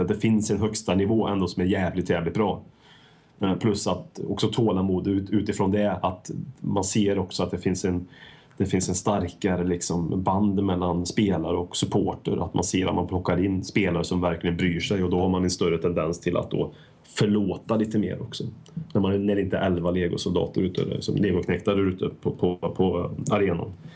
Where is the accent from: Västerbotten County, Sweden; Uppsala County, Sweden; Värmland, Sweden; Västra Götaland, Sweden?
Värmland, Sweden; Folk från eh, bruket där jag kommer ifrån